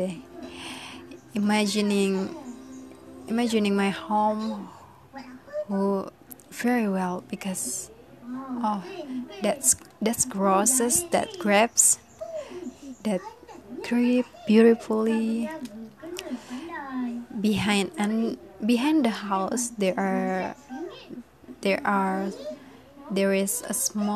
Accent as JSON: {"language": "English", "town": "Amuntai", "region": "South Kalimantan", "country": "Indonesia", "tie": "born or raised there", "said": "back to my hometown"}